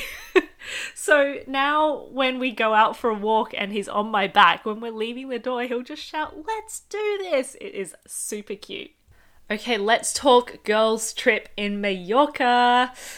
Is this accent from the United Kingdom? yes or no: no; Australia; I grew up with two parents who speak Cantonese, but I grew up in Australia.